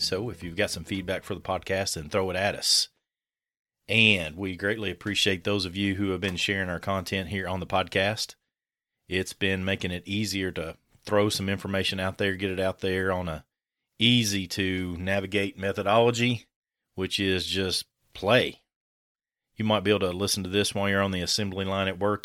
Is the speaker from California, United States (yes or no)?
no; Kentucky, United States; I'm from a different part of Kentucky